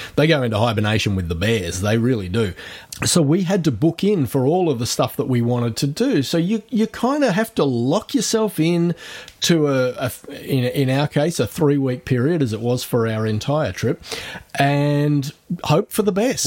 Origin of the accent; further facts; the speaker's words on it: Australia